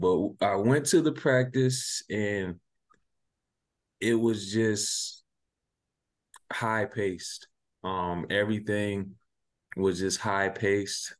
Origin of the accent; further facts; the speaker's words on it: Sumter, South Carolina, United States; also born or lived in near Pittsburgh, Pennsylvania; I'm from Sumter, South Carolina